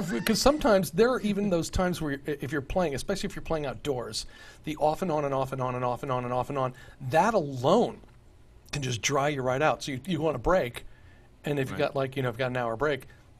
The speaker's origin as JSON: {"language": "English", "region": "Texas", "country": "United States", "tie": "born or raised there", "also_born_or_lived": "New York City", "moved": "as an adult", "said": "Growing up in Texas"}